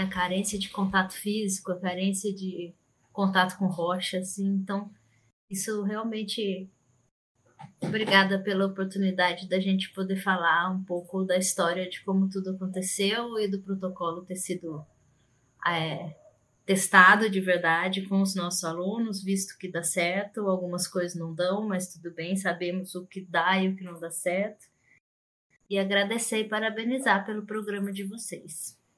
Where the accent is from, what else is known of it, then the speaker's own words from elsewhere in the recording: Campinas, São Paulo, Brazil; eu sou de São Paulo, né? Sou de Campinas, São Paulo, de lá